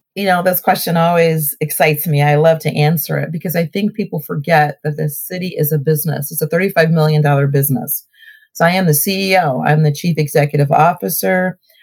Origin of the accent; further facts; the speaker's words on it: Cleveland, Ohio, United States; accent: Southern; also born or lived in Selma, Alabama; now in Maple Heights, United States; I moved to, to the North, Ohio, as a two year old